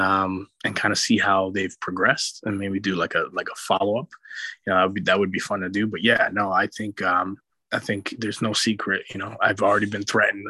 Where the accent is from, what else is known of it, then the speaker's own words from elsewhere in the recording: New York City, New York, United States; I grew up in New York City